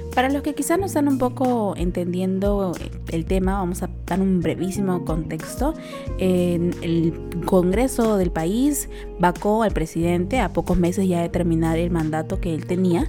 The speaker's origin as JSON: {"language": "Spanish", "country": "Peru", "said": "somos peruanos"}